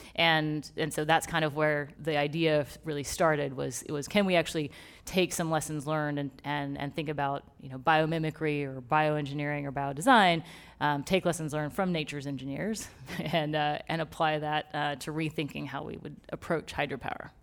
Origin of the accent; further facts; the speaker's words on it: Texas, United States; moved away; born and raised in Texas